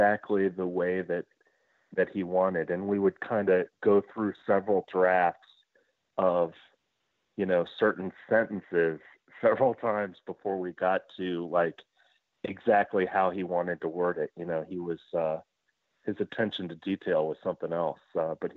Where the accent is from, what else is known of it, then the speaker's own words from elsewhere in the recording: Cincinnati, Ohio, United States; moved away as an adult; also born or lived in Atlanta; I was from Cincinnati, and my wife and I wanted to move home